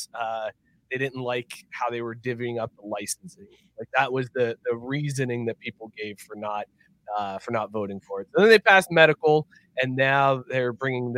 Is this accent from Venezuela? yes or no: no; Ohio, United States; born or raised there